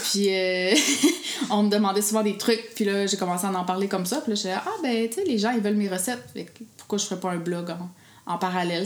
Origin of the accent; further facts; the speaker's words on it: Gaspésie, Quebec, Canada; je viens de la Gaspésie